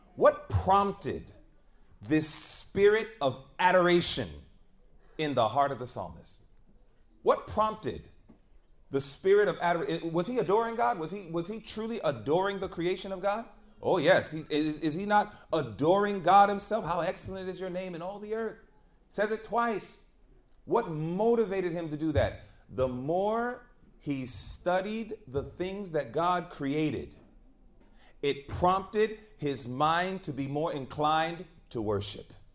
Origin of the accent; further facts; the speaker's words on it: New York City, New York, United States; moved away as an adult; also born or lived in Georgia; I grew up in the concrete jungle of New York City